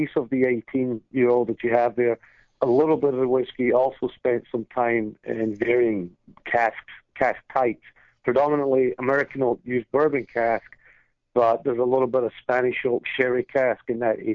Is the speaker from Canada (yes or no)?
no; Scotland, United Kingdom; now in New York, United States; when I was growing up in Scotland